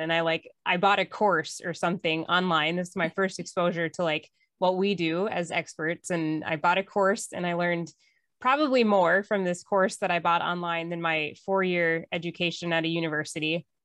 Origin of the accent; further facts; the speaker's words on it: northern Minnesota, United States; I grew up in northern Minnesota on a lake in the woods